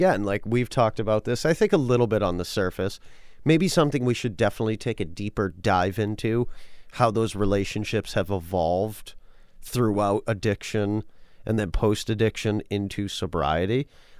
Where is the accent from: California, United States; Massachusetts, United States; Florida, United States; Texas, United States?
Massachusetts, United States; Worcester; I do know growing up, again, I am from Worcester, mm-hmm. Massachusetts.